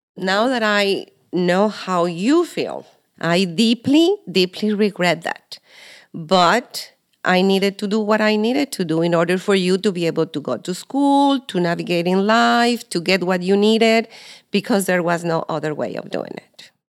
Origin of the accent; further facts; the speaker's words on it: Mexico; moved away; I am Maribel's mother, and I was born in Mexico